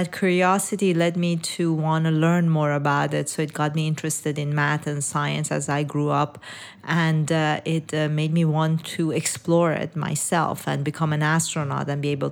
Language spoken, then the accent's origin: English; Iran; moved away; I was born in Iran and raised in Iran